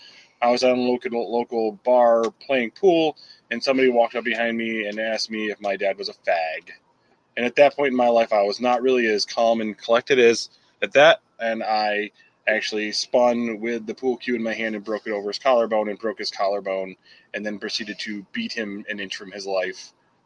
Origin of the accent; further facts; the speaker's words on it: New York, United States; born and raised here in New York State. And after we got out of the military, my significant other and I, and we moved back to New York.